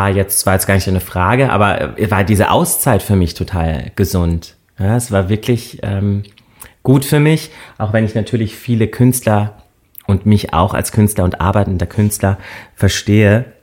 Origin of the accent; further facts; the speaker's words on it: Böchingen, Rhineland-Palatinate, Germany; also born or lived in Landau; ich bin in Landau geboren {S1} Mhm. Äh, wir haben da {S0} auch nur relativ kurz gewohnt und sind dann in ein ganz kleines Dorf gezogen, Böchingen.